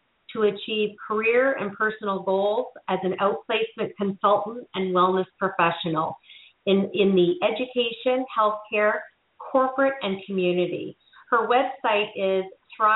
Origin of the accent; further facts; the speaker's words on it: Canada; moved away; back to my home country of Canada